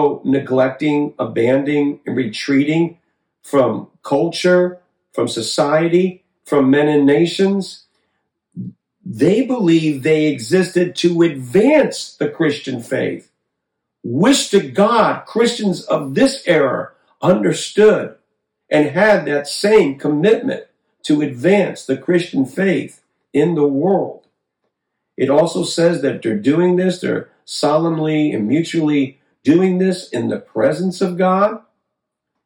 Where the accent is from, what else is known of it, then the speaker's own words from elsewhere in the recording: Connecticut, United States; I grew up in Connecticut. That's the state I grew up